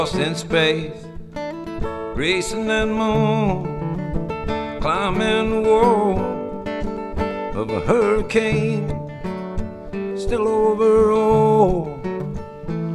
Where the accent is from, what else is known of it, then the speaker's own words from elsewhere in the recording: Beaverton, Oregon, United States; also born or lived in Portland, Oregon; back in my hometown. I grew up in Beaverton